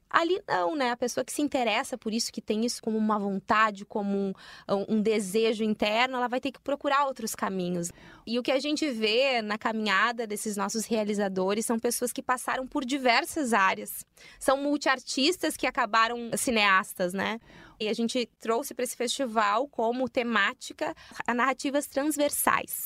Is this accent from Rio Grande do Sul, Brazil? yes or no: yes; Rio Grande do Sul, Brazil; tu fala que é gaúcha, e aí olham para mim, eu, crespa, uh, negra